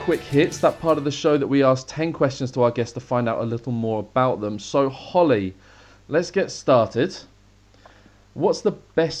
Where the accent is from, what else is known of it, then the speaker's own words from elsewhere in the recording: United Kingdom; as a British person myself